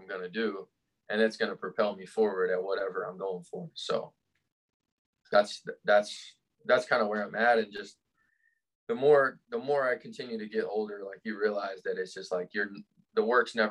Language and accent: English; Lexington, Kentucky, United States; I grew up in Lexington, Kentucky.